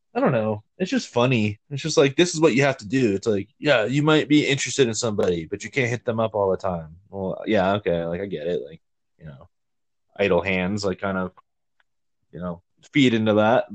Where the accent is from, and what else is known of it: Georgia, United States; born or raised there; moved away